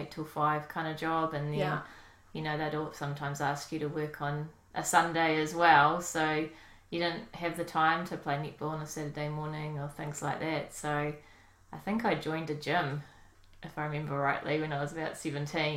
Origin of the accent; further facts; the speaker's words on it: New Plymouth, Taranaki, New Zealand; also born or lived in Auckland; I was born in Auckland but moved to New Plymouth when I was 4